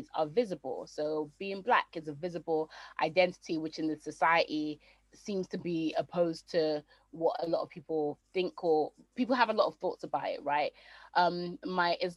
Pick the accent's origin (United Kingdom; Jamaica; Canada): Jamaica; I am Jamaican, but there's no way that you know that I'm Jamaican.